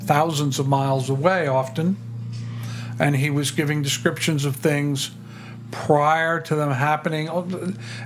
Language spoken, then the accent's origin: English; Tidewater, Virginia, United States; I grew up in Virginia, in Tidewater, Virginia